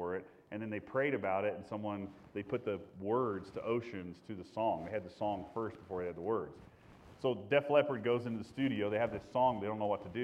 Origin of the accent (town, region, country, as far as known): Indiana, United States; born or raised there